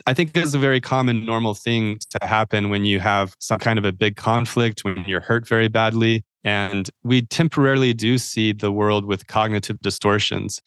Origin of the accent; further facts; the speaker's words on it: Idaho, United States; I'm from Idaho, I think people think that I might be a Mormon or L D S faith